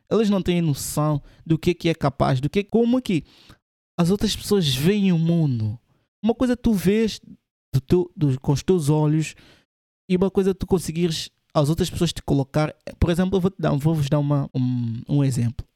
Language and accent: Portuguese; São Tomé & Príncipe; now in Portugal; Eu sou de Santo Tomé e vim para Portugal, estava a estudar